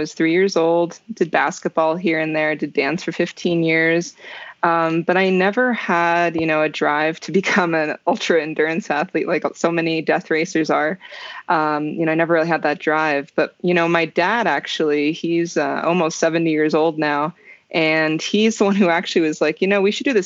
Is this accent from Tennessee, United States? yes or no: no; New Jersey, United States; now in Colorado, United States; So originally I'm from New Jersey.